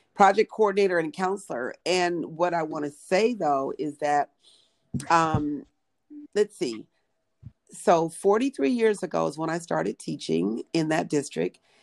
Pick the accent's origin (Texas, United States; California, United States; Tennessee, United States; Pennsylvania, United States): California, United States; Pomona; I grew up in Pomona, California, 30 miles east of Los Angeles